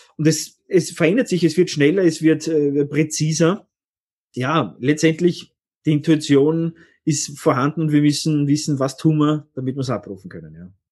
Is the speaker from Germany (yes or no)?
no; Austria; bei uns in Österreich